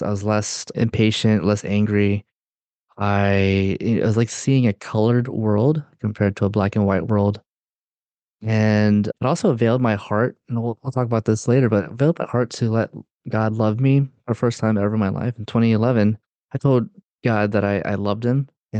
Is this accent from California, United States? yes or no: no; Durham, North Carolina, United States; born there; I was born in Durham, North Carolina, and my parents are both Filipino, and okay. Grew up in a Filipino charismatic community